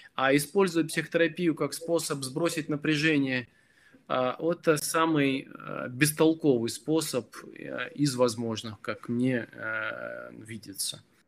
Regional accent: Belarus; moved away; я родом из Беларуси

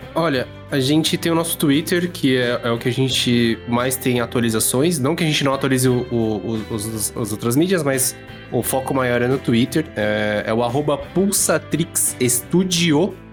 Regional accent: Brazil; como brasileiro

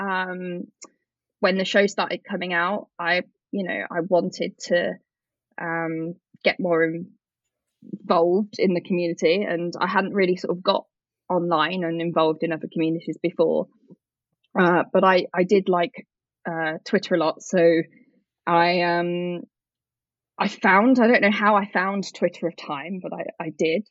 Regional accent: United Kingdom

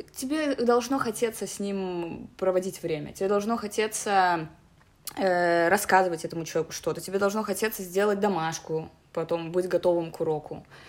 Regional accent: Minsk, Belarus; мне 27 лет, я из Минска

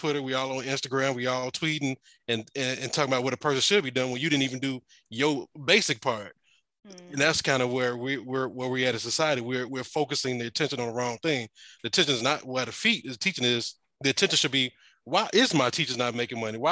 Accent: Chicago, Illinois, United States; moved away as an adult; now in Detroit, United States; I'm originally from Chicago, moved up here

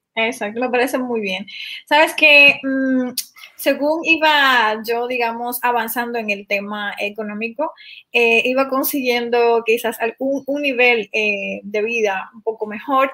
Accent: Dominican Republic; de República Dominicana

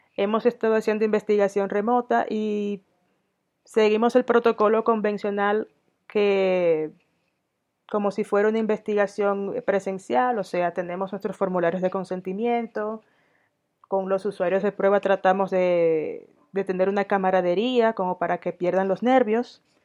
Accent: Dominican Republic; moved away as an adult; also born or lived in Sweden / Denmark / Catalonia, Spain; now in Mexico; yo soy dominicana de origen, tengo doble nacionalidad dominicana sueca

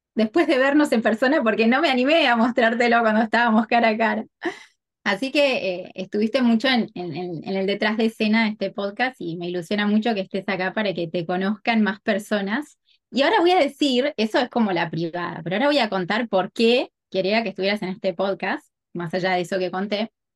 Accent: Argentina; moved away as an adult; now in Miami, United States; somos las dos argentinas

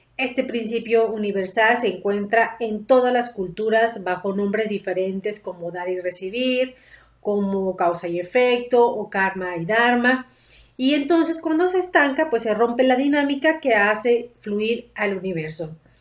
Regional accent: Mexico; como mexicanos

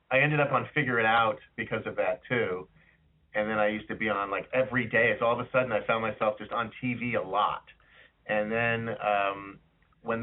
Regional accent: Los Angeles, California, United States; we're all from Los Angeles

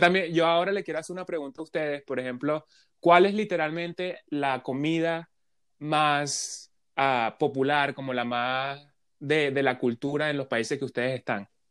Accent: Venezuela; now in Canada

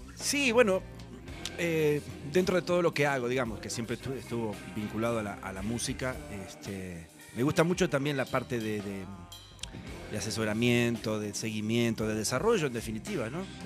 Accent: Santa Fe, Argentina; Yo soy de Santa Fe provincia de Santa Fe.

